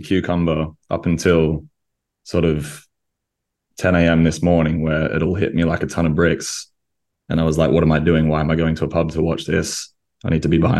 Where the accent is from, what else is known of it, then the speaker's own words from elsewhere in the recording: Australia; moved away; that's what I grew up with in Australia